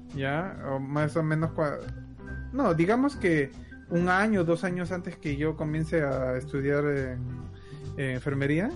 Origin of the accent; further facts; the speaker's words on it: Peru; now in Canada; yo provengo de Perú, pero hemos inmigrado a Canadá